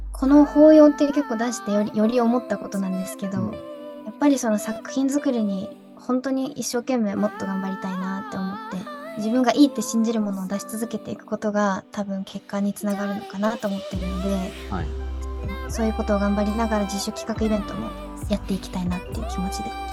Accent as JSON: {"language": "Japanese", "region": "Okinawa", "country": "Japan", "moved": "as an adult", "lives_now": "Tokyo, Japan", "said": "沖縄にいた時は、本当に自分自分っていう自分軸で動くことができていたなと思うんですけど、はい、それこそ本当に家族のサポートとかがあって、好き放題やらせてもらってたな感覚があったんですけど上京してみるとですね"}